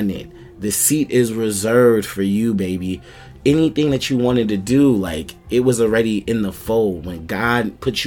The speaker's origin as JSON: {"language": "English", "town": "New York City", "region": "New York", "country": "United States", "said": "I'm from Hollis, Queens. So you already know Shadyville. We be outside"}